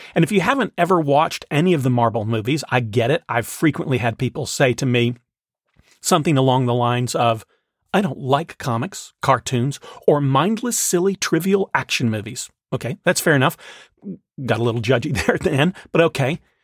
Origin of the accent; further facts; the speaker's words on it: the South, United States; the people I grew up with in the South